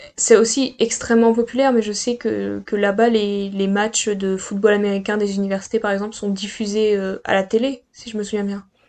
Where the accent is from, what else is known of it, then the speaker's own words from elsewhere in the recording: Pas-de-Calais, Hauts-de-France, France; je viens du Pas-de-Calais.